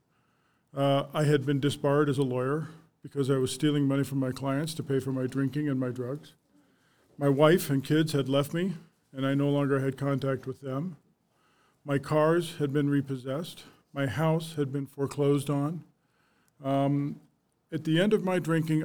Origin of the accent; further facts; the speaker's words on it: Arvada, Colorado, United States; I was born and raised in Arvada, Colorado. Lived there my whole life